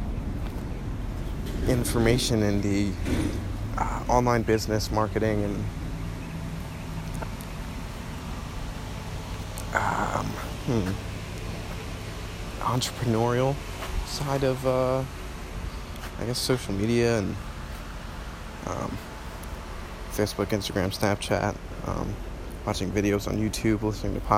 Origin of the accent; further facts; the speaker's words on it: New Jersey, United States; moved away as an adult; also born or lived in Michigan; now in Florida, United States; I'm originally from New Jersey, born in Michigan, actually.